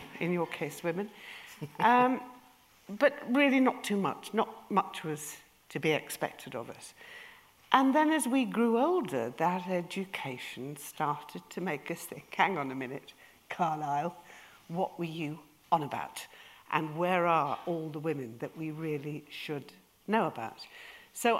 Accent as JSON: {"language": "English", "region": "Yorkshire and the Humber", "country": "United Kingdom", "said": "We're from Yorkshire"}